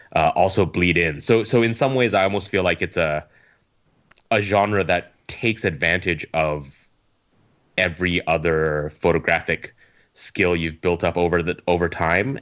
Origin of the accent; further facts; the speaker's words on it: Edmonton, Alberta, Canada; moved away as an adult; now in Hong Kong; I'm Canadian, uh, Chinese Canadian. So I grew up in Edmonton